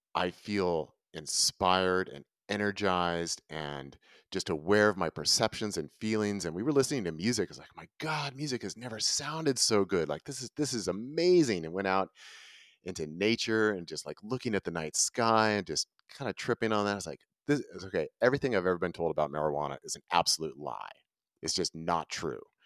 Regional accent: Northern California, United States; moved away as an adult; now in Ashland, United States; I was raised in Northern California

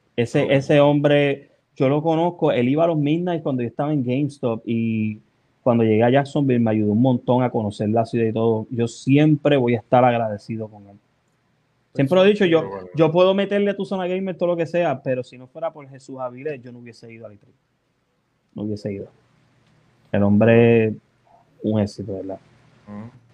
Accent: Puerto Rico; moved away; dónde llegué, que este es lo de Los Ángeles, Puerto Rico

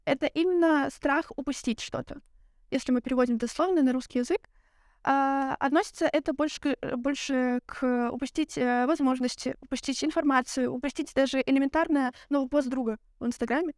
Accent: Belarus; now in Lithuania; я из Беларуси, я забыла об этом сказать. А сейчас я живу в Литве

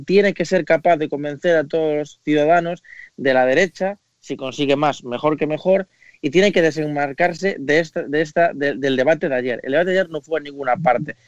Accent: Spain; como español

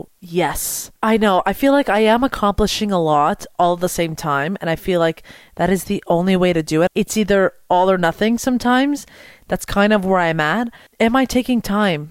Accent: Montreal, Quebec, Canada; I'm from Montreal

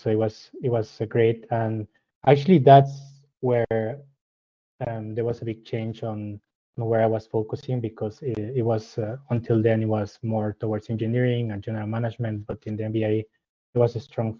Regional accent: Mexico; moved away as an adult; also born or lived in Mexico City, Mexico / Germany / Pittsburgh, United States; now in Freienbach, Switzerland; I'm originally from Mexico. So I studied my undergrad in Mexico City.

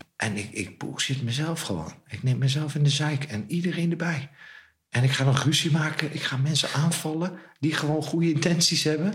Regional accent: Zwolle, Overijssel, Netherlands; ik ben opgegroeid boven het wijnhuis in Zwolle

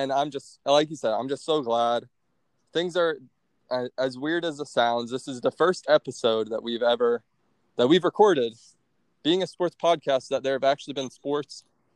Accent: Naples, Florida, United States; also born or lived in Orlando; I'm from Southwest Florida. I go to school in Orlando, but where I'm from, Southwest Florida, so like Naples

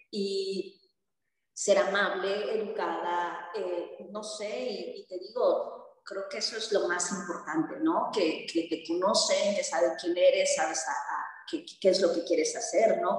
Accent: Yucatán, Mexico; yo tengo muchos amigos aquí que no son yucatecos

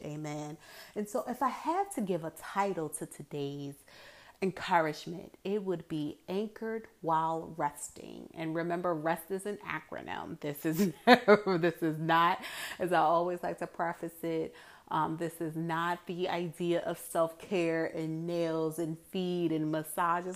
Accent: Hampton Roads, Virginia, United States; growing up in Hampton Roads all my life

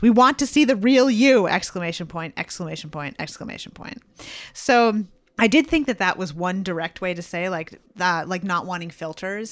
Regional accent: Franconia, New Hampshire, United States; I lived in, I grew up in Franconia, and my high school was in Bethlehem.

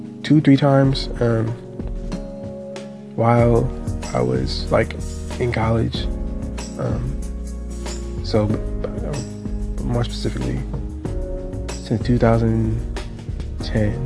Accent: California, United States; I'm from California

